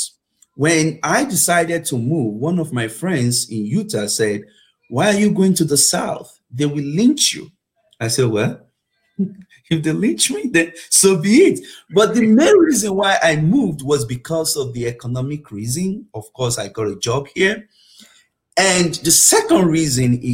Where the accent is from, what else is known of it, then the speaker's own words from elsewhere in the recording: Nigeria; moved away as an adult; also born or lived in United Kingdom; now in Oklahoma, United States; I was born in Nigeria, and I had my elementary school in Nigeria, and I had my high school in Nigeria as well